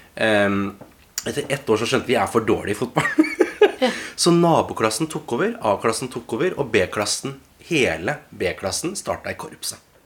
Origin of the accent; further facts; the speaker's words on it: Oslo, Norway; jeg har vokst opp her i Oslo